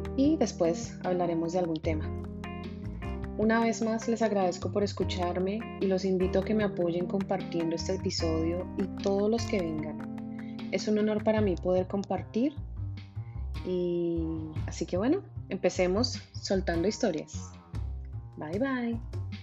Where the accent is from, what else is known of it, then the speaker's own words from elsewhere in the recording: Bogotá, Colombia; moved away as an adult; now in Miami, United States; Nací en Bogotá, Colombia, aunque desde hace 14 años vivo en Miami, Florida